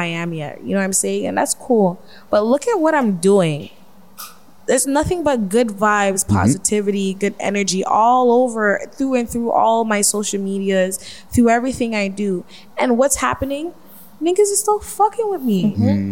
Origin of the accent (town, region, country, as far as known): Canada